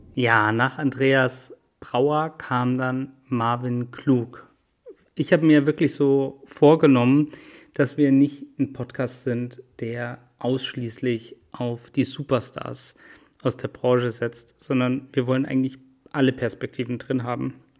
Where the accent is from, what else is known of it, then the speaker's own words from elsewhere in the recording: Munich, Bavaria, Germany; Als Münchner bin ich natürlich ähm, da auch immer mit dabei mit dem FC Bayern